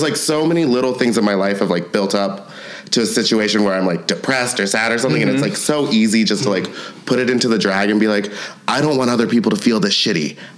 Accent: London, United Kingdom; also born or lived in Norway / Egypt; So my parents, like when I grew up, we grew up all over the world. Like I grew up in London, Norway, and Egypt.

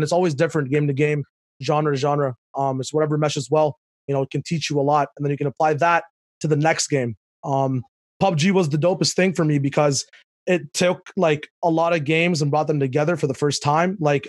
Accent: Dubai, United Arab Emirates; also born or lived in Pakistan; Yeah, so I was born in Pakistan, but then my parents, you know, business opportunities, and, you know, you can't spell business without Dubai in the middle. So that's where we moved to.

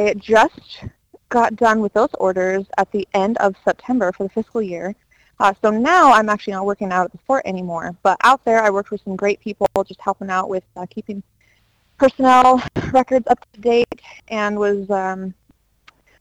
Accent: Philipsburg, Montana, United States; I am born and raised in Montana. I'm from Phillipsburg, is where I was raised at.

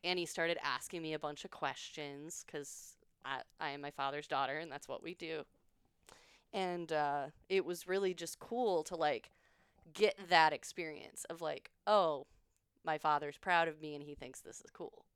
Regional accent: Illinois, United States; moved away as an adult; now in Austin, United States; I'm from Illinois

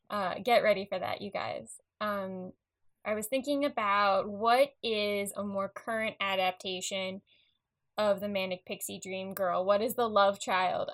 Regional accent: Long Island, New York, United States; growing up on Long Island, just because like I lived in an apartment

